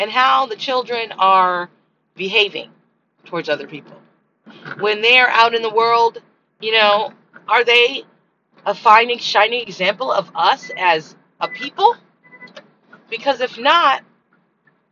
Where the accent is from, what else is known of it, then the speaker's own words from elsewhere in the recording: United States; I'm American